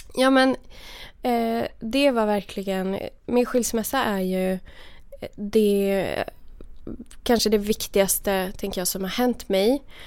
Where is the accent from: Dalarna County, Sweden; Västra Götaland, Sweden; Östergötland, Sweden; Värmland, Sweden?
Värmland, Sweden; moved away as an adult; jag kom ju då från, från Värmland där jag var så här, lite så här uh, udda frikyrkounge